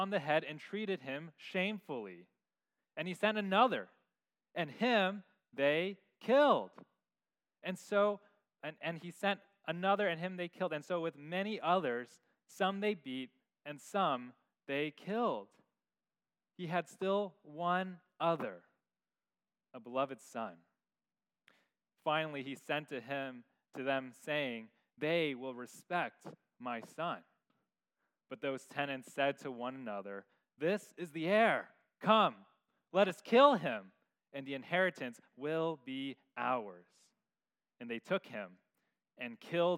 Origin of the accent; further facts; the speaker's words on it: San Francisco, California, United States; growing up in San Francisco, in my backyard was concrete